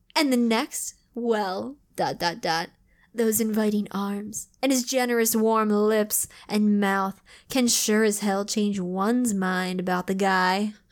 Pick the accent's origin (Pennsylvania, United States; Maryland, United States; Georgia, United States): Maryland, United States; we're from Maryland. We're not from the South.